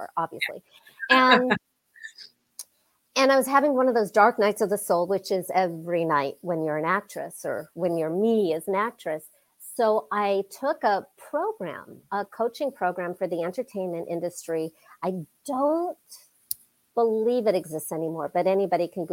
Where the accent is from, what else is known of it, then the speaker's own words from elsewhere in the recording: United States; growing up in the United States